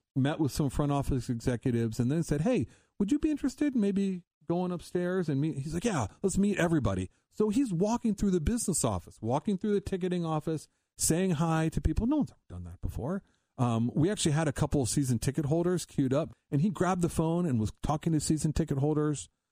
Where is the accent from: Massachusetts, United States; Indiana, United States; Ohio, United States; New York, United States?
Ohio, United States; Columbus; now in Cincinnati, United States; growing up in Ohio, I grew up in Columbus, came down here in Cincinnati